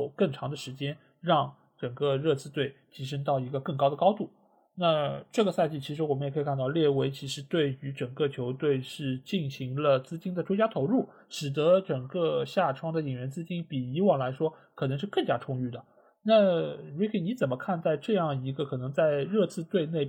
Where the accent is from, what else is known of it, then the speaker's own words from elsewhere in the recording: Shanghai, China; 我觉得他真正是做到了我们上海人说什么，就螺丝壳里做道场。